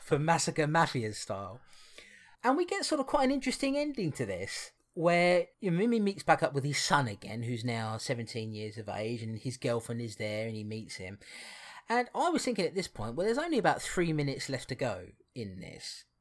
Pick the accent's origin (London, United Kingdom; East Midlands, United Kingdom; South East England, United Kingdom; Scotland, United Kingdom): London, United Kingdom; Barnet; I was born in Barnet